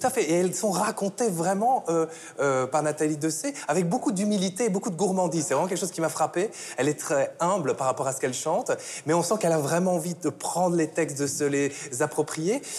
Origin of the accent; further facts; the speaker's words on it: Belgium; Je suis belge